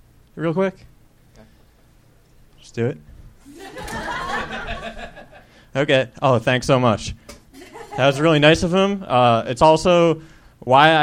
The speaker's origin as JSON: {"language": "English", "town": "Philadelphia", "region": "Pennsylvania", "country": "United States", "moved": "yes", "lives_now": "Los Angeles, United States", "said": "Philadelphia, originally"}